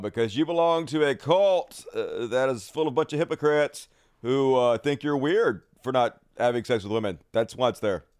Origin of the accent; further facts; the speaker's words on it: Mississippi, United States; I'm from Mississippi